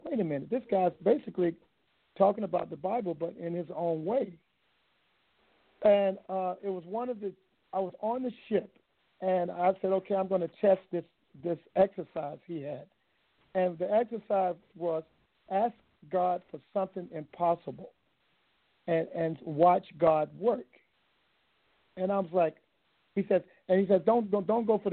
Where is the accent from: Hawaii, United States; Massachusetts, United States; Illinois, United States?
Hawaii, United States; I'm from Hawaii